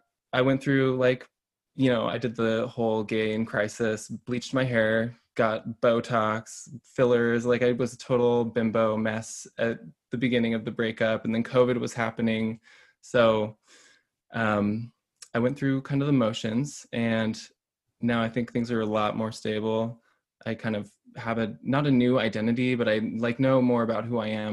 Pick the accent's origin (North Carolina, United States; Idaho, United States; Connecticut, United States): Idaho, United States; Boise; I am from Boise, Idaho